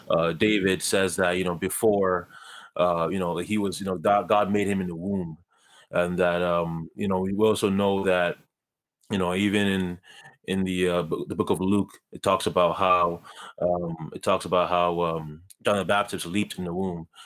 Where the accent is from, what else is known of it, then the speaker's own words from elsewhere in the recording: Ghana; now in Canada; I was born in Ghana, um, as you said. I was born to, um, a single mother in, in Ghana.